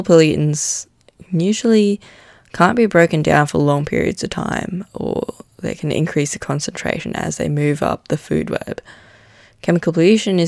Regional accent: Manila, Metro Manila, Philippines; moved away; I grew up in Manila in the Philippines

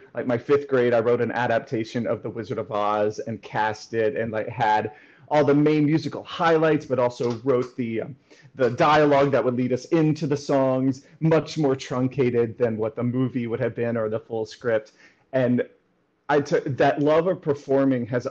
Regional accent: rural West Tennessee, United States; I grew up in Tennessee, in rural West Tennessee

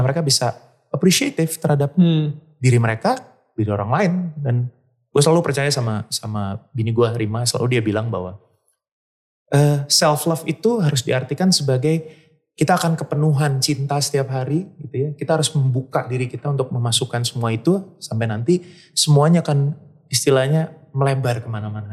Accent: Bandung, West Java, Indonesia; besar di Bandung

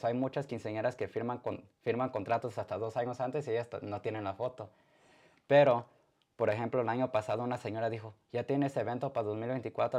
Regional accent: Arizona, United States; also born or lived in Atolinga, Zacatecas (ancestry); now in Indiana, United States; yo nací en Arizona, aquí en Estados Unidos

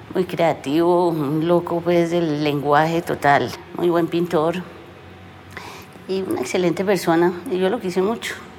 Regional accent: Pereira, Risaralda, Colombia; mi pueblo, de Pereira

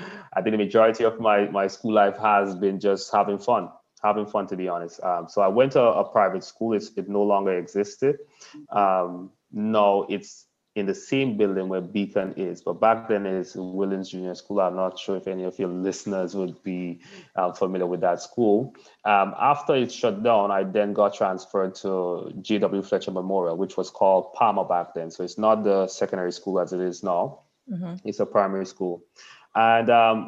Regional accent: Grenada; also born or lived in The Stones, Grenada; So a large part of my upbringing was country, Windsor Forest, Toko Bay side of things.

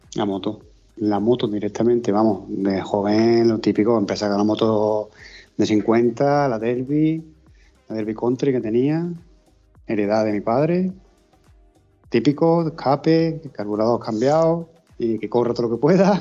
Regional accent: Córdoba, Andalusia, Spain; nosotros somos de aquí de Córdoba, de un pueblecito

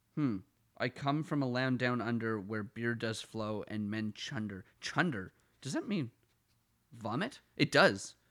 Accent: Ottawa, Ontario, Canada; accent: Ottawa Valley; moved away as an adult; now in Toronto, Canada; I'm from west of, like, the core of Ottawa

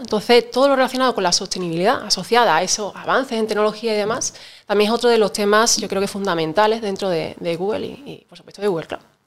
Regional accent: Seville, Andalusia, Spain; cuando yo estudié ingeniería informática en mi tierra natal, en Sevilla

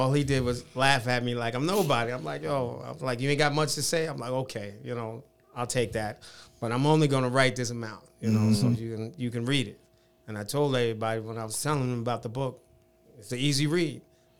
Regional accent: Jersey City, New Jersey, United States; I'm originally from Jersey City, New Jersey.

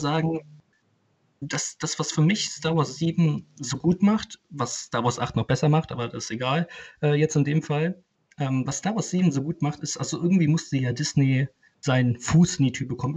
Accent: Cologne, North Rhine-Westphalia, Germany; für mich als Kölner

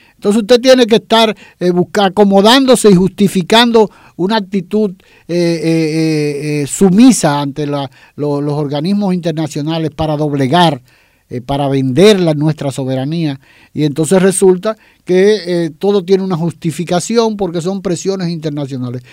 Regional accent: Dominican Republic; nosotros como dominicanos

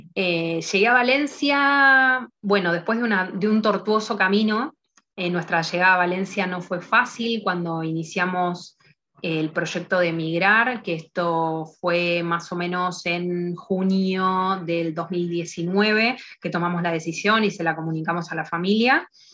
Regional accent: Argentina; moved away as an adult; now in Spain; nosotros siendo argentinos

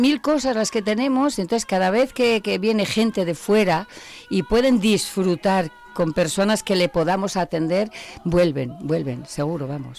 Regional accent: Zamora, Castile and León, Spain; soy castellana

